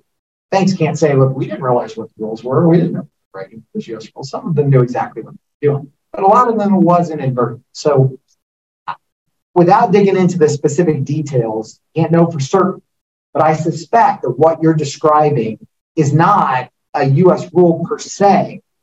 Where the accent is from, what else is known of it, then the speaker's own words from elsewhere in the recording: Topeka, Kansas, United States; moved away as an adult; I still have my hometown bank or First Bank and Trust in Topeka, Kansas. I've been with them for 48 years.